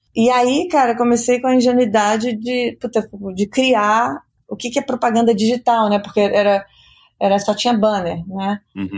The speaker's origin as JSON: {"language": "Portuguese", "region": "Rio de Janeiro", "country": "Brazil", "tie": "born or raised there", "also_born_or_lived": "United States", "moved": "as an adult", "said": "Eu nasci no Rio"}